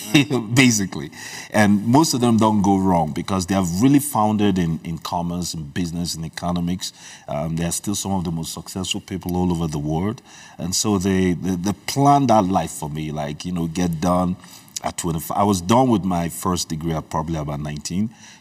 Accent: Nigeria; first language Igbo; English is a second language; also born or lived in Libreville, Gabon; I was born in Libreville, Gabon, and I remember my childhood. I came to Nigeria when I was probably about 9 years old.

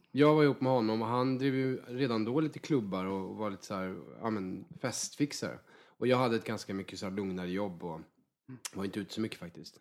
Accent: Värmland, Sweden; moved away; Jag kommer ju från en riktig så här, arbetarklass i Värmland

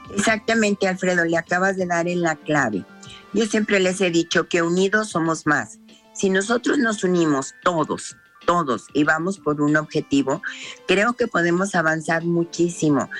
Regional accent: Jalisco, Mexico; nuestro Jalisco

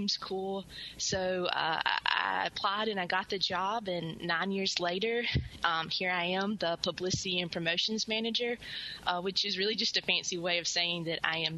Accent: Mississippi, United States; I was born and raised in Mississippi and graduated from Mississippi State University with a degree in English.

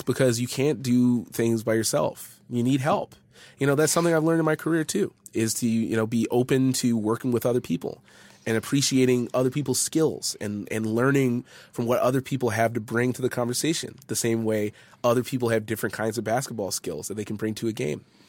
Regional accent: Edmonton, Alberta, Canada; I was born and raised in Edmonton

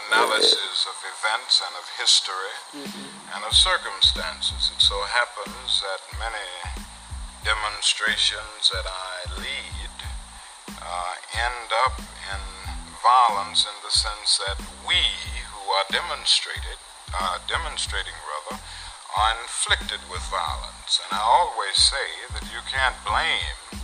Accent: Atlanta, Georgia, United States; moved away as an adult; also born or lived in Pennsylvania / Massachusetts / Montgomery, Alabama; I was born in Atlanta and went to school in Atlanta through college

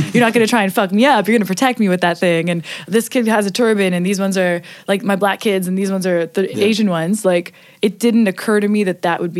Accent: Hamilton, Ontario, Canada; also born or lived in Toronto; I grew up in like Toronto. Like okay. I'm from Hamilton, so it's like 45 minutes from Toronto. From 18 on, I was in Toronto, and we are the most multicultural city, I think, in the world.

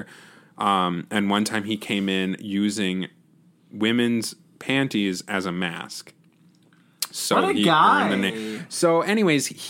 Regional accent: North Dakota, United States; we're not from Wisconsin. We're from North Dakota

